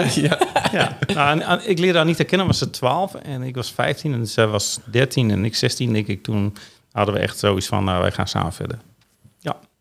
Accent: Veendam, Groningen, Netherlands; ik ben geboren in 14 juni 1960 in Veendam.

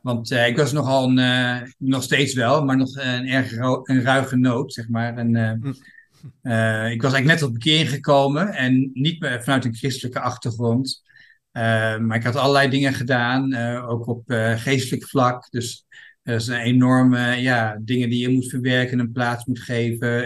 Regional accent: Groningen, Netherlands; moved away as an adult; also born or lived in England; now in Thailand; ik ben eh, geboren en getogen eh, stadje, dus eh, Groningen.

